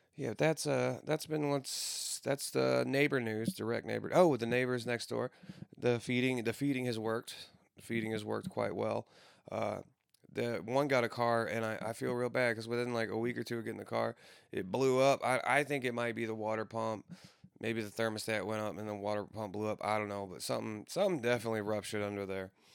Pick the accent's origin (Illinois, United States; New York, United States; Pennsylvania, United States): Illinois, United States; Granite City; moved away; my hometown in Granite City